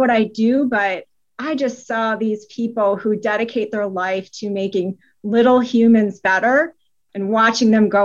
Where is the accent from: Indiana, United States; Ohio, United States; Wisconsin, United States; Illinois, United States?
Wisconsin, United States; now in Atlanta, United States; I was born and raised in Wisconsin. I now live in Atlanta.